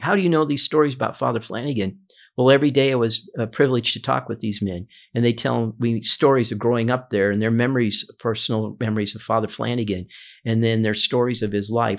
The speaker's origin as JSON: {"language": "English", "town": "Omaha", "region": "Nebraska", "country": "United States", "tie": "born or raised there", "said": "I've been a native of Omaha my entire life. I grew up here."}